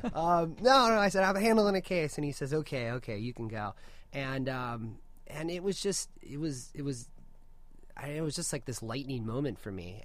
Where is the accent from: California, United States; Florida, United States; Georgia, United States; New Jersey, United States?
California, United States; Orange County; also born or lived in Washington, D.C.; I grew up here in Orange County